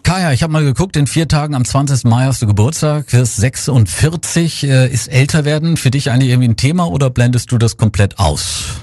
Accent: Germany; wir Deutschen

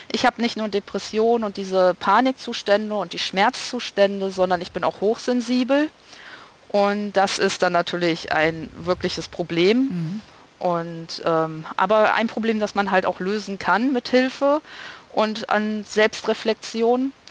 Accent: North Rhine-Westphalia, Germany; born there; Ich bin in Nordrhein-Westfalen geboren

